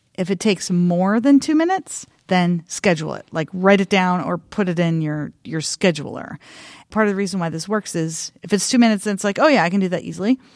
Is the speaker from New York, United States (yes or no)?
no; eastern Oregon, United States; I grew up in a rural, tiny, tiny rural town in eastern Oregon